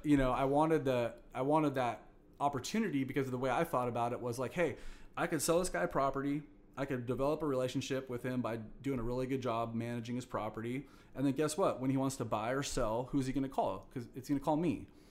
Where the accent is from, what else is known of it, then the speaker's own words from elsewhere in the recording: Fresno, California, United States; also born or lived in Long Beach; I'm a born and raised Fresno guy. So I went to Bullard High School. You know, been born and raised in Fresno in the Valley